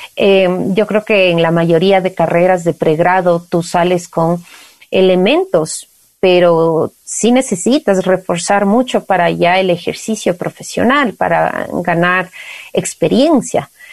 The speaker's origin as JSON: {"language": "Spanish", "area": "Valle de los Chillos", "region": "Pichincha", "country": "Ecuador", "tie": "born or raised there", "said": "crecí en el Valle de los Chillos"}